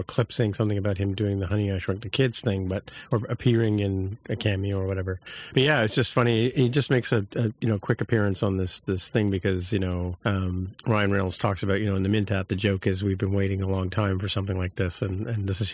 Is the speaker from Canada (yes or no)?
yes; Canada; speaking as a Canadian